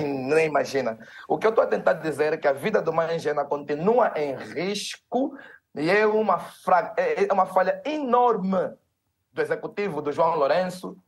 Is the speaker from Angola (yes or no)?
yes; Angola; E nós, como angolanos